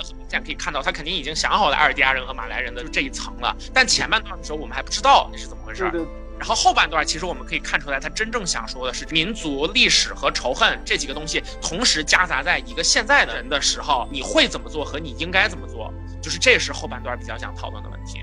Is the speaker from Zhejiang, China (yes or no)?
no; Heilongjiang, China; 因为我出生在黑龙江，然后我小的时候，那种爱国主义教育是还蛮多的